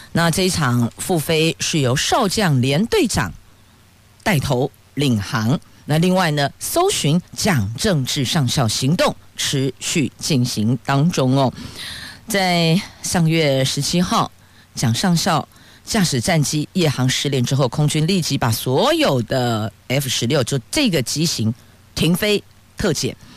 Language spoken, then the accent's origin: Chinese; Taiwan; 宝岛、民主的台湾，还真的是挺珍贵的，也很庆幸我们是生在这里、长在这里